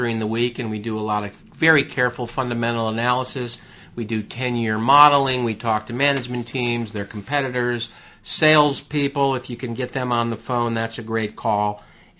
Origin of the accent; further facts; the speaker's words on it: United States; I'm an American.